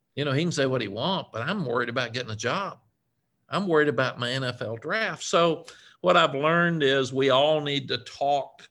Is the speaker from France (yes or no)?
no; Cookeville, Tennessee, United States; moved away; I was raised in a small town in, in Tennessee, Cookville, Tennessee.